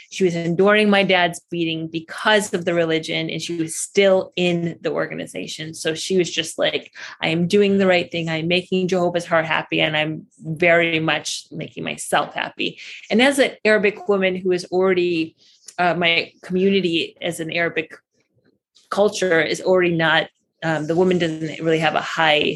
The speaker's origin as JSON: {"language": "English", "country": "United States", "tie": "born or raised there", "also_born_or_lived": "Baghdad, Iraq / Michigan / Chicago / California", "moved": "as an adult", "lives_now": "Costa Rica", "said": "So I was born in Baghdad, Iraq, and my family moved to America when I was 1.5."}